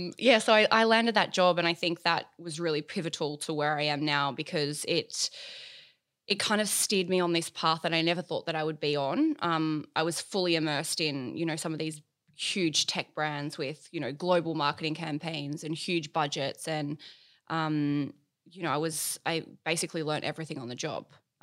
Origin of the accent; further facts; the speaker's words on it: Bathurst, New South Wales, Australia; moved away as an adult; also born or lived in Orange / London; So I was actually born in Orange in the Central West, which is about 4 hours northwest of Sydney. And then I moved to Bathurst shortly after I was born. And I went to school there.